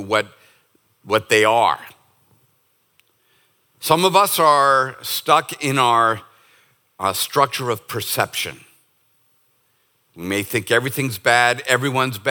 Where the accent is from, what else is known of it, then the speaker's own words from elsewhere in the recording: United States; as an American